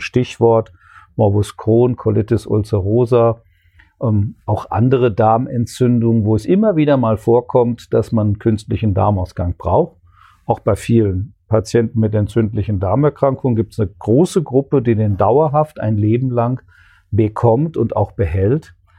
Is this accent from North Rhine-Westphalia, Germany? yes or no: yes; Ruhr area, North Rhine-Westphalia, Germany; moved away as an adult; also born or lived in Bochum / Würzburg / Konstanz; now in Kassel, Germany; komme ursprünglich aus dem Ruhrgebiet